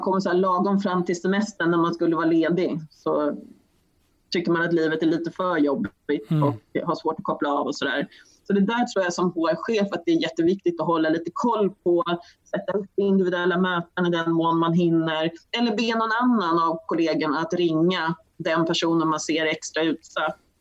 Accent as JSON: {"language": "Swedish", "country": "Sweden", "said": "som svensk"}